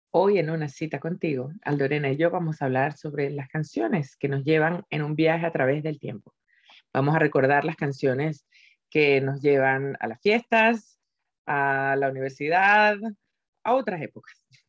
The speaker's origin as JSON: {"language": "Spanish", "country": "Venezuela", "also_born_or_lived": "Spain", "moved": "yes", "said": "me fui a una parte de Venezuela que no recordaba"}